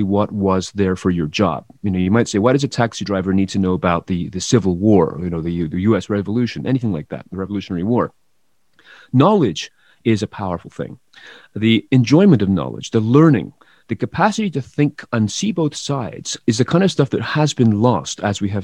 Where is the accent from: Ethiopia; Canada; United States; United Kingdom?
United Kingdom; England; moved away; I come from England originally